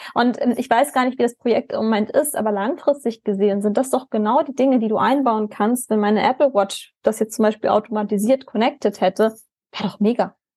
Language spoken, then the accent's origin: German; Germany; als Deutsche